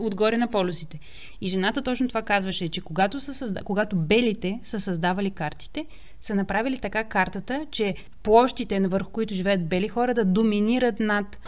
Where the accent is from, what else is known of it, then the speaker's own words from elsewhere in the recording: Troyan, Lovech Province, Bulgaria; moved away; Ние в Троян доскоро нямахме светофар.